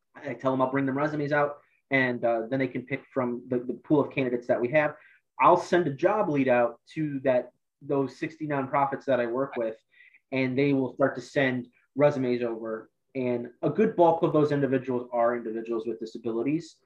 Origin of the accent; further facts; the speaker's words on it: Amherst, Ohio, United States; also born or lived in Akron, Ohio; I'm from the Cleveland area. I grew up in Lorain County, um, went to Amherst High School